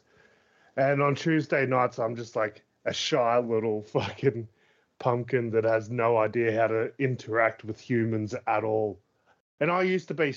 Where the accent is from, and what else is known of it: Australia